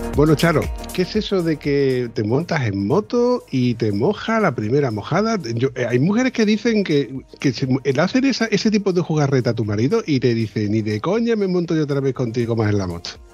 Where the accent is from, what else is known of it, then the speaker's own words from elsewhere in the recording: Andalusia, Spain; yo soy andaluz.